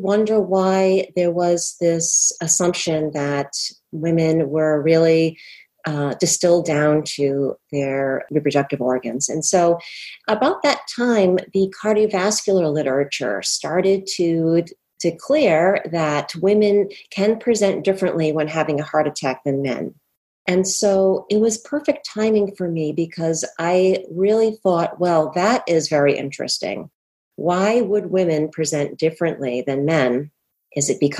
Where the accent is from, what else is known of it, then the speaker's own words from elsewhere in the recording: Rhode Island, United States; also born or lived in Boston; I was born and raised in Rhode Island